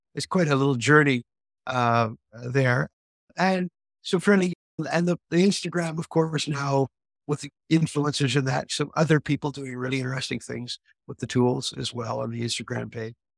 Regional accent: Quebec, Canada; I opened a spa in my hometown in Quebec

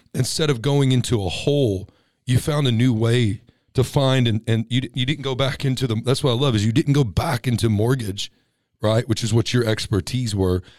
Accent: Texas, United States; now in California, United States; I'm a Texas boy

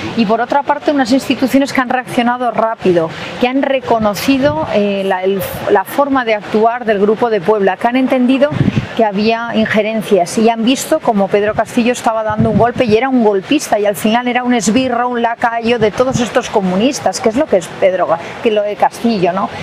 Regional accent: Cuba; now in Spain; Los cubanos, yo soy cubana también, hemos sufrido estos 63 años.

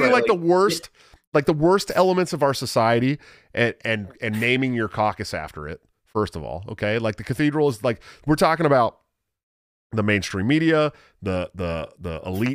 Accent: West Coast, United States; I'm from the West Coast, dude. We don't know your lingo out there.

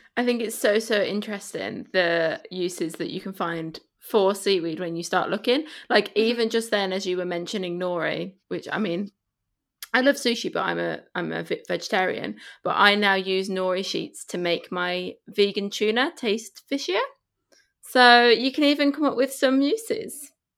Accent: Spain; now in United Kingdom; I grew up in Spain

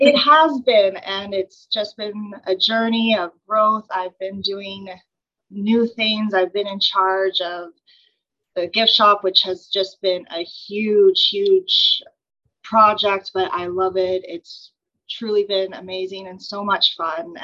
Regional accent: Red Deer, Alberta, Canada; I was born and raised in Red Deer

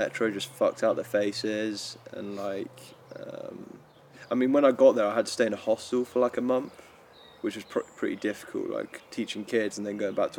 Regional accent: England, United Kingdom; because I'm English

